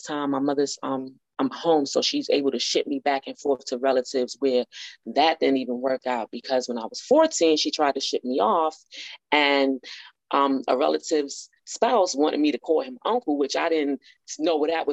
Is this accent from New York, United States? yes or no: yes; New York, United States; I was born in New York